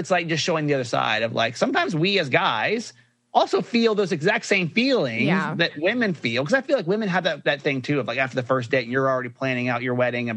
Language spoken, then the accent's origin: English; Georgia, United States; now in Baltimore, United States; I grew up in Georgia